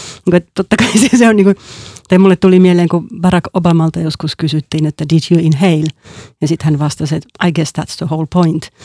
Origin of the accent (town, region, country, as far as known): Helsinki, Uusimaa, Finland; also born or lived in Porvoo